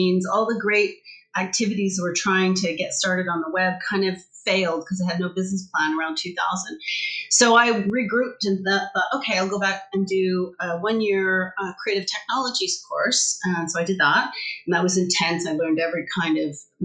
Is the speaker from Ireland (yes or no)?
no; Canada; moved away as an adult; also born or lived in Vancouver; now in United Kingdom; I'm originally from Canada. I've been in the UK for going on 13 and a half years.